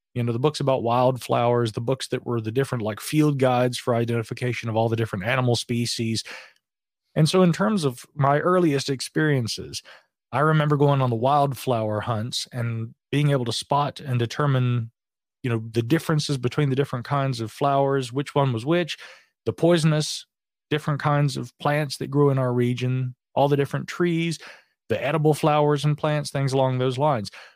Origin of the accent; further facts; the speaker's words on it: Asheville, North Carolina, United States; here in my hometown of Asheville